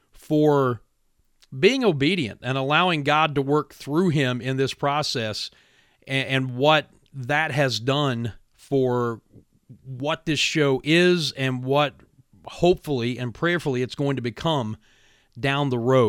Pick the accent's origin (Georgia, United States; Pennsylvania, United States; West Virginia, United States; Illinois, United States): West Virginia, United States; Williamson; my hometown of Williamson, West Virginia